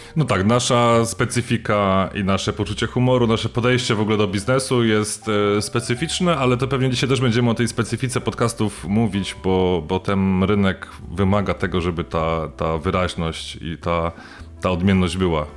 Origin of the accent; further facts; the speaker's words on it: Sosnowiec, Silesian Voivodeship, Poland; ja jestem z e, rodowitym sosnowiczaninem